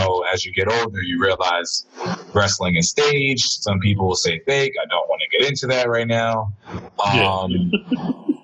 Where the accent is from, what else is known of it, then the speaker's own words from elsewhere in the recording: New York City, New York, United States; I'm from the Heights